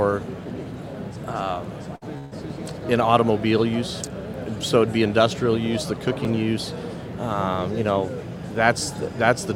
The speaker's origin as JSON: {"language": "English", "region": "Colorado", "country": "United States", "said": "I'm from Colorado"}